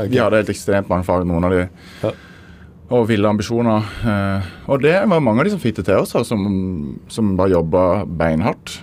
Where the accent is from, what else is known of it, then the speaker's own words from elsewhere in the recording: Søgne, Agder, Norway; jeg kommer fra den lille eh, Eller tidligere ekskommunen Søgne kommune ah, utenfor Kristiansand